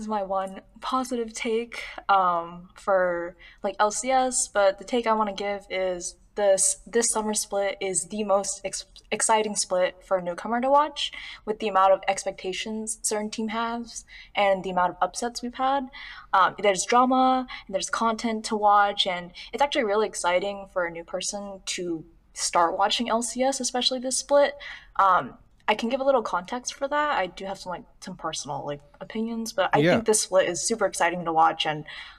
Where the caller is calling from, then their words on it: California, United States; I'm calling from Southern California.